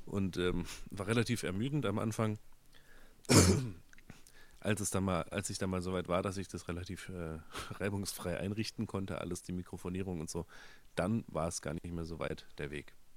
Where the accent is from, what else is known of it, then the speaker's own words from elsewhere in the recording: Upper Rhine Plain near Freiburg, Baden-Württemberg, Germany; now in Berlin, Germany; in der Rheinebene, wo ich aufgewachsen bin